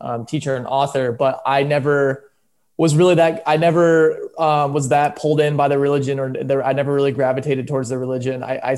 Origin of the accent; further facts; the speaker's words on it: Michigan, United States; moved away; also born or lived in Orange County; I'm from Michigan